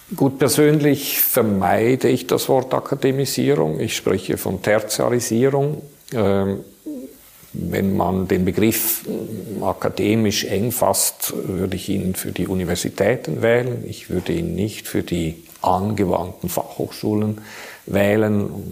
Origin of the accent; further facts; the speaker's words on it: Switzerland; bei uns in der Schweiz